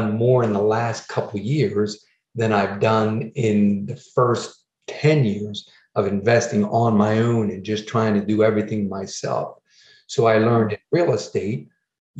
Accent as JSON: {"language": "English", "region": "New Jersey", "country": "United States", "said": "I'm from New Jersey"}